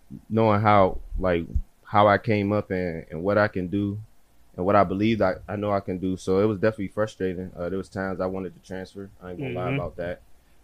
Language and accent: English; Pittsburgh, Pennsylvania, United States; moved away as an adult; now in Philadelphia, United States; from Pittsburgh. If y'all don't know, that's on the other side of Pennsylvania.